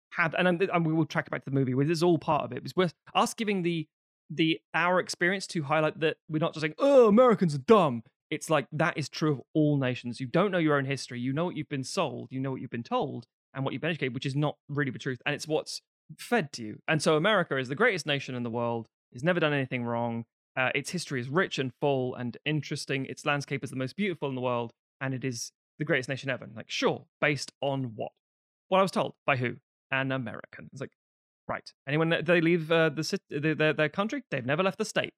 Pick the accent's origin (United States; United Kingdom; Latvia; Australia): United Kingdom; London; mine was different in London